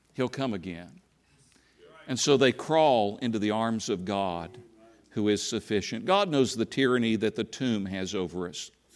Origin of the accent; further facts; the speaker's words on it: Tennessee, United States; moved away; also born or lived in South Bend, Indiana / Alabama; I grew up in Tennessee